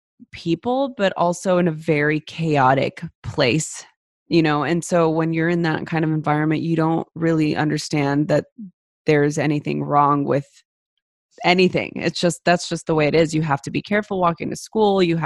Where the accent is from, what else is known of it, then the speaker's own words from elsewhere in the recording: Los Angeles, California, United States; I grew up in East Los Angeles during the LA riots